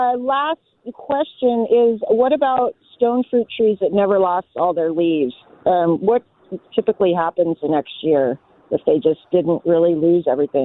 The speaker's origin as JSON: {"language": "English", "area": "East County", "region": "California", "country": "United States", "tie": "born or raised there", "said": "I grew up in East County"}